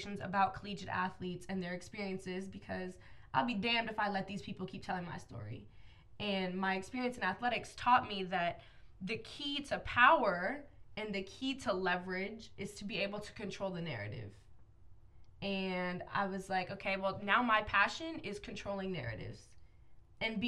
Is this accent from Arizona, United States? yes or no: yes; Phoenix, Arizona, United States; I'm from Phoenix, Arizona.